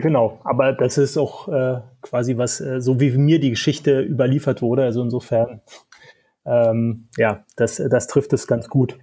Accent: Berlin, Germany; accent: Berlin dialect; das hört man ab und zu am Dialekt. Ähm, ich bin Berliner, Urberliner

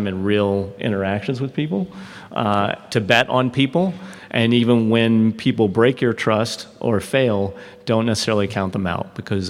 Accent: Midwest, United States; moved away as an adult; I was born in the Midwest and was immediately swept off to the military.

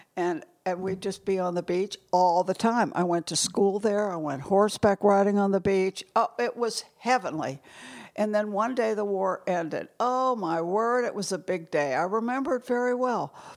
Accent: St. Louis, Missouri, United States; moved away as an adult; also born or lived in New York / New Haven, Connecticut; now in Connecticut, United States; close friends that gr, I grew up with in Saint Louis

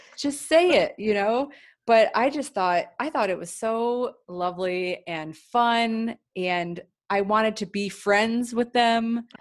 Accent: Cleveland, Ohio, United States; now in Los Angeles, United States; we're both from Cleveland

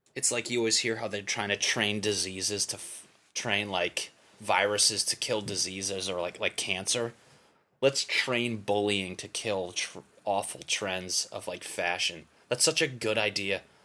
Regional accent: Connecticut, United States; moved away; I'm from Connecticut

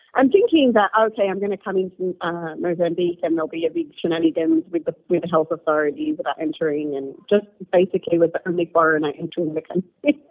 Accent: Australia; now in Nairobi, Kenya; I'm Egyptian Australian, but I live in Nairobi

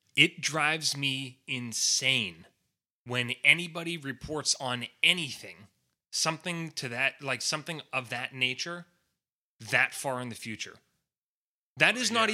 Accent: United States; I'm an American.

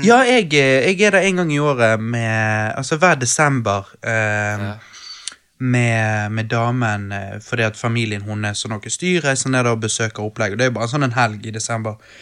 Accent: Bergen, Vestland, Norway; vi er fra Bergen

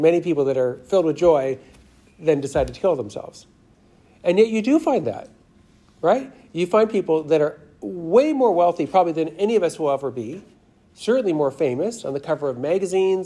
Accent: Los Angeles, California, United States; I'm from Los Angeles

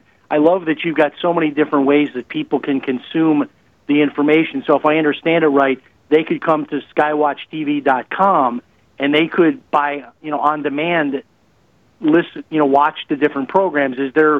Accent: Chicago, Illinois, United States; accent: Chicago; Yeah, there's a little bit of Chicago in there

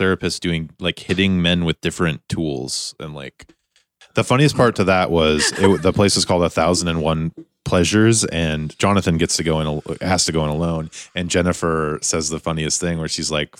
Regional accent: Whitefish, Montana, United States; I grew up in Whitefish, Montana

